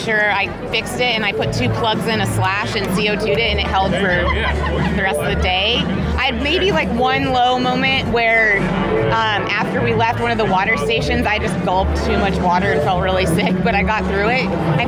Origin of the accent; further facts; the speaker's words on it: Whitefish, Montana, United States; now in Encinitas, United States; I am from Encinitas, California, but I'm moving back to Whitefish, Montana, where I grew up on Monday.